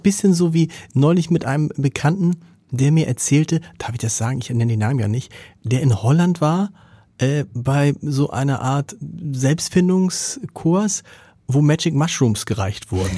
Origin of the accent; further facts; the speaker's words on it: Hamburg, Germany; als Hamburger